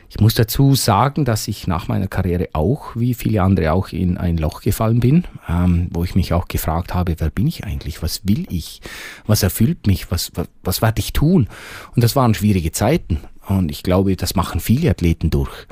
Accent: Bavaria, Germany; Hochdeutsch ist für mich ein bisschen eine Fremdsprache. Also ich habe das gelernt, wenn ich meinen Dialekt, den ich normalerweise spreche, wenn ich den ausdeutsche, das ist grammatikalisch so falsch.

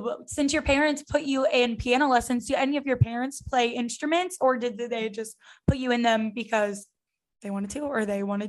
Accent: the Bible Belt, the South, United States; growing up in the Bible Belt.

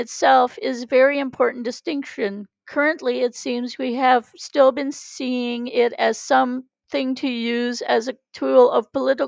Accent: Canada; I'm Canadian

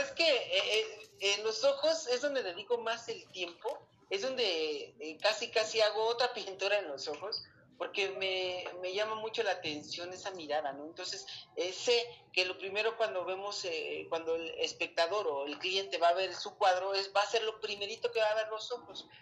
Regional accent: Mexico City, Mexico; also born or lived in Chiapas; vengo de la Ciudad de México

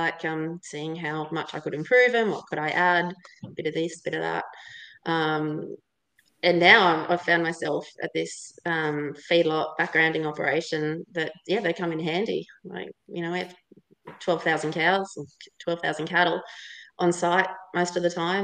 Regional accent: Blue Mountains, New South Wales, Australia; moved away; I grew up in the Blue Mountains

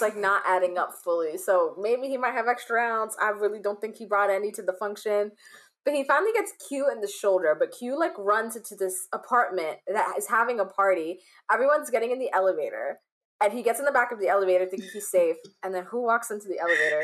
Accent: United States; my experience as an African or a child of African immigrants growing up in the United States

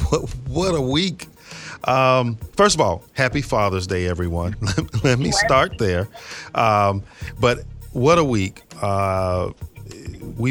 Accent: West Palm Beach, Florida, United States; I'm from West Palm Beach

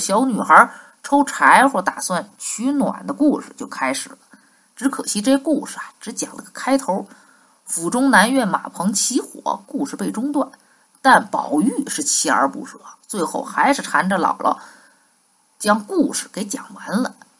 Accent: Beijing, China; 小时候在北京生活，那就住在香山附近。

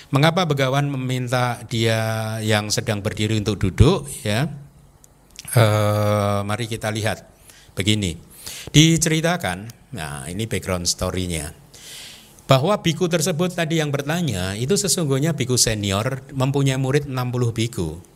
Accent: Indonesia; saya baru datang, saya berasal dari Indonesia, saya ingin berlatih di sini

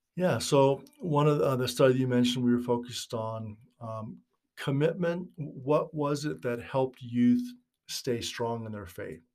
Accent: Northern California, United States; moved away as an adult; also born or lived in Utah; I was raised in Northern California back in the sixties and seventies

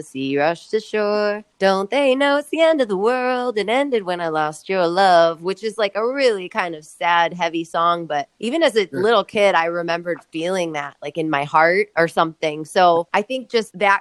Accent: Rock Island, Illinois, United States; moved away as an adult; also born or lived in California; now in Northeast Iowa, United States; I grew up in the Quad Cities. So Rock Island, Illinois, Northwestern Illinois, just across the river, though, from, you know, like Davenport and Bettendorf, Iowa. So Quad Cities, born and bred

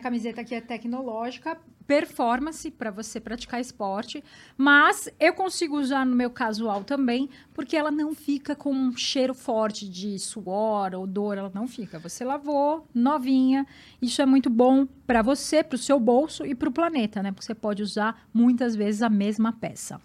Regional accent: São Paulo, Brazil; Eu sou da Vila Alpina, Zona Leste

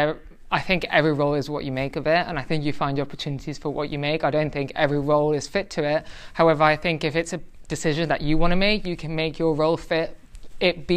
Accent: Tenerife, Canary Islands, Spain; now in London, United Kingdom; I'm half Spanish, half Irish. I grew up in the Canary Islands, Tenerife.

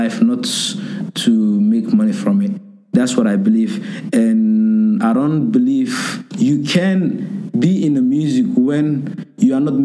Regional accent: Kuala Lumpur, Malaysia; moved away as an adult; now in Toronto, Canada; I feel like I came from there because I've been living there almost 22 years.

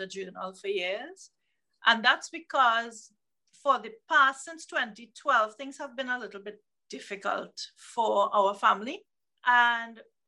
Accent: Trinidad & Tobago; I'm from the Caribbean, the southmost island of the Caribbean called Trinidad and Tobago, and I'm on the island of Trinidad

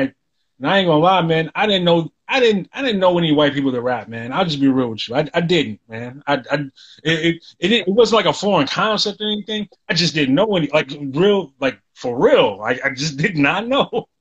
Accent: the South, United States; I came from the South. People don't even think we're from where we're from.

